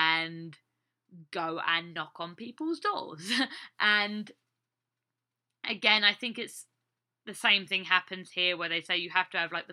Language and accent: English; England, United Kingdom; now in United States; growing up in England